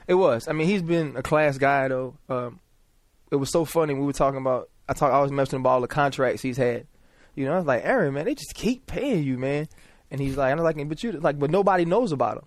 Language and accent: English; New Orleans, Louisiana, United States; moved away; just being from there, always, as a kid, you know, we'd have games in the Superdome when I was playing recreational